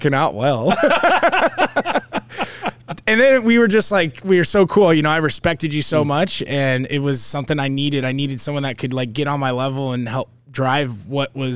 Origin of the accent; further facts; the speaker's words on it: Glendale, Arizona, United States; I'm from the West Valley. So I'm from Glendale.